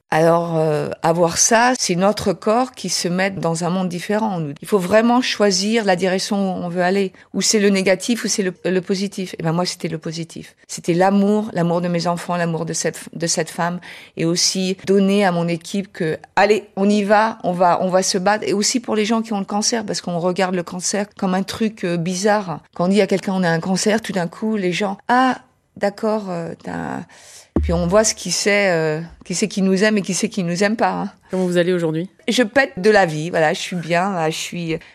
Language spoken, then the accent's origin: French; United States; accent: American; French is a second language; now in Paris, France; euh j'ai un petit accent américain.